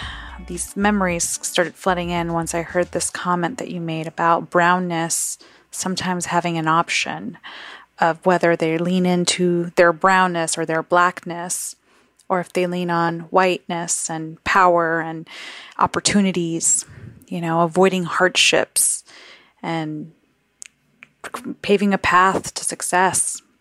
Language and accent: English; New York City, New York, United States; So I was raised in the South Bronx, where the majority of its population was English-speaking Puerto Ricans or Afro-Dominicans, and I was a total anomaly.